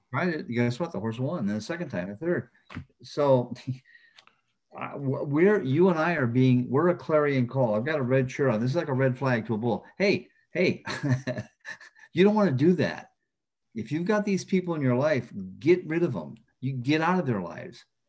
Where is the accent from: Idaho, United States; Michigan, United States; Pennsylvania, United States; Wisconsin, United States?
Michigan, United States; Flint; a kid from Flint, Michigan